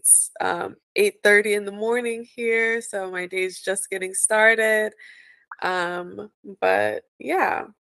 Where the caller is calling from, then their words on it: Los Angeles, California, United States; I'm tuning in from Los Angeles, California.